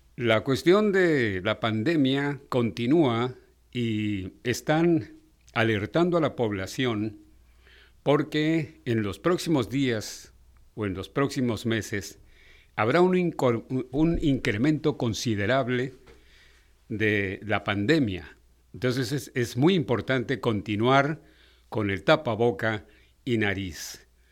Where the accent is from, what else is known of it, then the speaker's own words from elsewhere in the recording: Mexico; cómo somos los mexicanos.